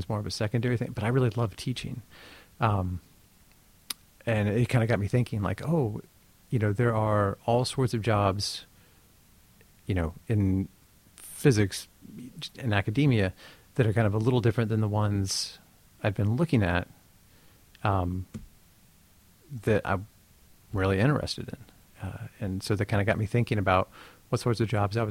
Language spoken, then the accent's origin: English; Oak Ridge, Tennessee, United States; moved away as an adult; I grew up in Tennessee, in East Tennessee, kind of in the foothills of the Smokies in a town called Oak Ridge